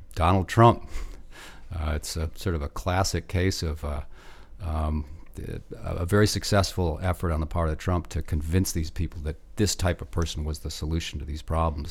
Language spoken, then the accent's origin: English; Michigan, United States; moved away; I grew up in Michigan